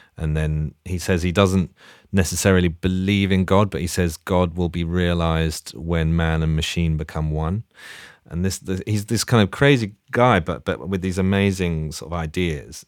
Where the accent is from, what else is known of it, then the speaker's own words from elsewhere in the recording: London, United Kingdom; also born or lived in Leeds; I grew up in Hackney near Dalston.